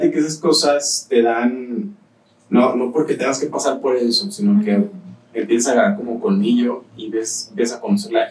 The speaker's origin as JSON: {"language": "Spanish", "town": "Guadalajara", "region": "Jalisco", "country": "Mexico", "moved": "yes", "lives_now": "León, Mexico", "said": "nosotros somos de Guadalajara"}